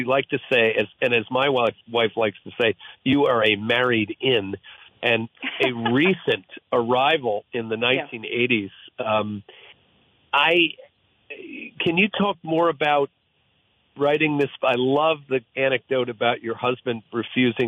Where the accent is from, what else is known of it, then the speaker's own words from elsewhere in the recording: Sandy Hook, New Jersey, United States; I'm from the Jersey Shore down in Sandy Hook